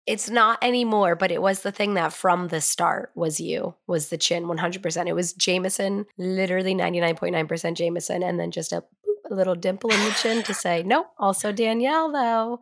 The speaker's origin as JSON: {"language": "English", "region": "Vermont", "country": "United States", "tie": "born or raised there", "said": "Growing up in Vermont"}